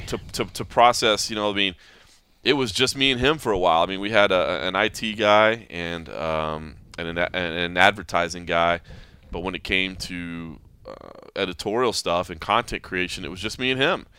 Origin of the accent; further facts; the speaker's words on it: Texas, United States; moved away as an adult; also born or lived in Oklahoma / Kentucky / Dayton, Ohio; I grew up in Texas